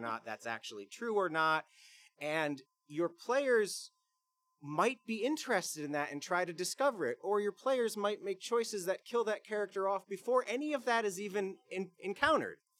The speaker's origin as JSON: {"language": "English", "town": "Bluffton", "region": "South Carolina", "country": "United States", "said": "I'm from Bluffton, South Carolina"}